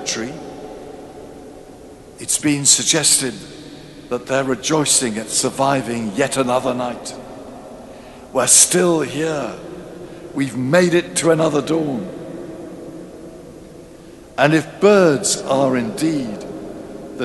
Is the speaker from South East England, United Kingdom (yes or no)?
yes; near Ascot, South East England, United Kingdom; I grew up near Ascot, where suburbia had just given way to countryside.